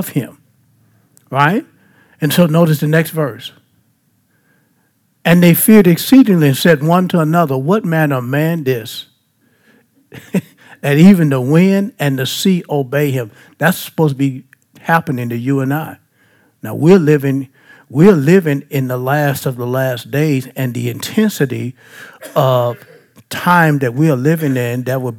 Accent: Baton Rouge, Louisiana, United States; I'm from Baton Rouge

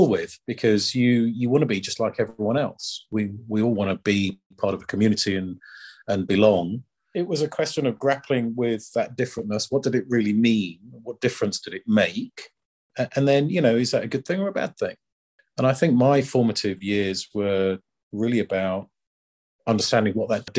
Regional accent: just outside of Leicester, East Midlands, United Kingdom; moved away as an adult; also born or lived in Edinburgh / Swansea; now in Luxembourg; I grew up just outside of Leicester

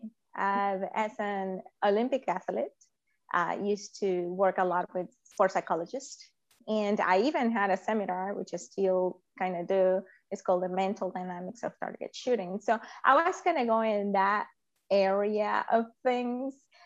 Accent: Venezuela; moved away as an adult; now in United States; I was born in Venezuela and immigrated to the United States in 2002

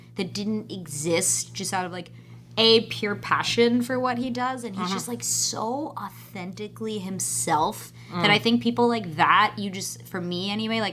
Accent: Pennsylvania, United States; moved away; I grew up in Pennsylvania

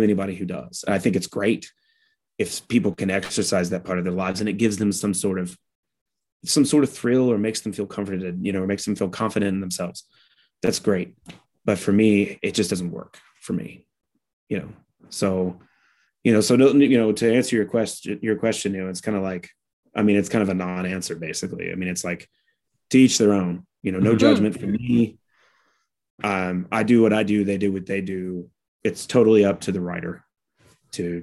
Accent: United States; I'm an American

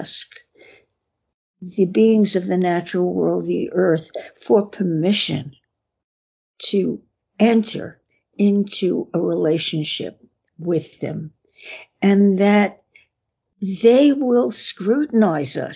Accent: New York City, New York, United States; I was born in Brooklyn, went to school in Coney Island.

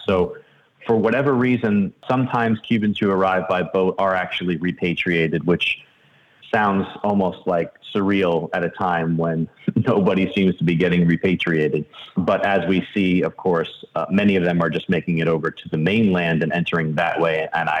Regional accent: Miami, Florida, United States; I'm from Miami, actually. I spent a lot of time there.

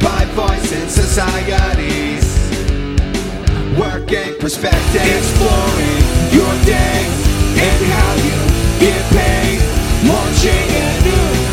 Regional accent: Abington, Pennsylvania, United States; also born or lived in Lansdale; I was born in the Abington area, okay. Abington Hospital, really. Kind of lived around a couple places, mostly in this area, though

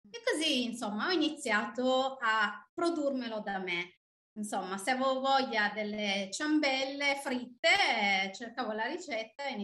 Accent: Turin, Piedmont, Italy; moved away as an adult; now in Michigan, United States; io arrivo da Torino, sono, ehm, mi sono trasferita qui in Michigan sette anni fa

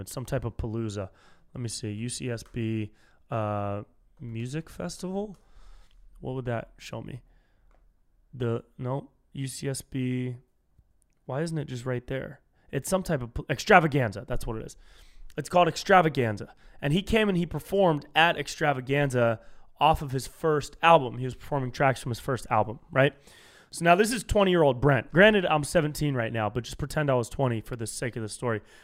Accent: Davis, California, United States; now in Los Angeles, United States; my hometown up in Davis

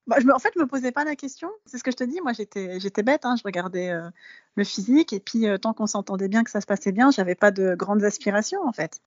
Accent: France; je suis française de naissance, je suis née en France.

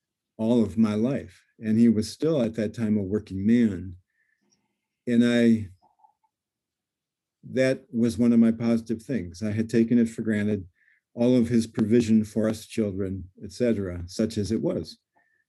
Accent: Illinois, United States; also born or lived in Seattle, United States; I came back from the West Coast to Illinois

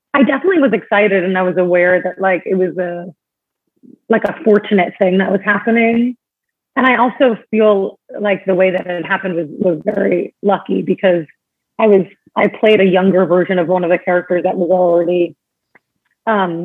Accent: New York, United States; also born or lived in Long Island; I grew up in New York. I was born on Long Island

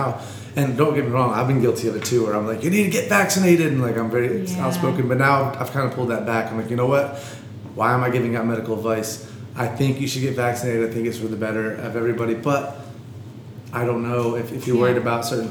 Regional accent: Gastonia, North Carolina, United States; moved away; growing up in Gastonia, where drugs were everywhere, and people experimented

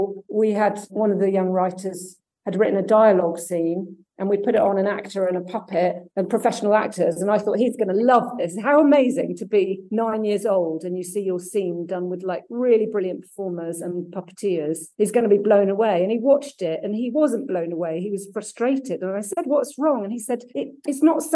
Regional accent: Somerset, South West England, United Kingdom; also born or lived in Germany / Devon / Aberdeen; I was born in Germany, actually. Oh, wow. And then we moved to Somerset.

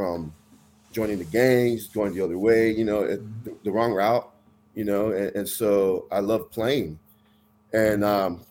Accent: Tracy, California, United States; I grew up in Tracy. I graduated high school there

